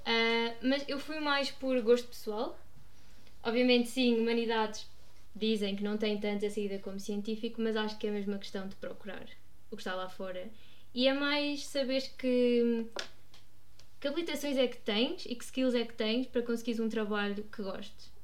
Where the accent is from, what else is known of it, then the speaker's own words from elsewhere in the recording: Guarda, Centro, Portugal; moved away as an adult; also born or lived in Lisbon; sou natural da Guarda